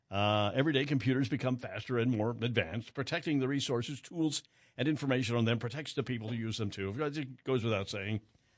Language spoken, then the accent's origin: English; Wichita, Kansas, United States; growing up in Wichita